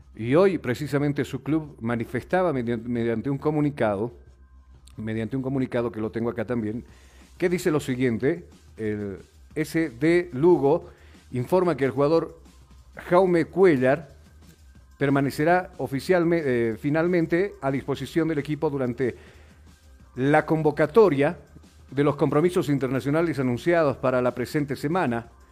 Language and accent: Spanish; Bolivia; yo soy un boliviano más